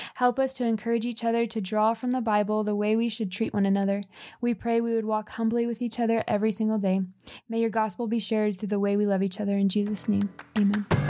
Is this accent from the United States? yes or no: yes; California, United States; We grew up in California